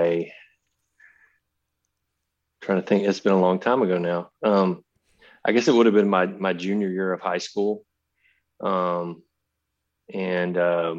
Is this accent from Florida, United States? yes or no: no; Carthage, Texas, United States; my hometown in Carthage